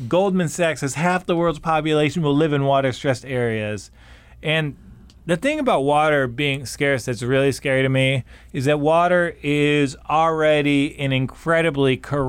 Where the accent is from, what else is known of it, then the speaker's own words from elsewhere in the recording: Michigan, United States; And so, like, for example, I'm from Michigan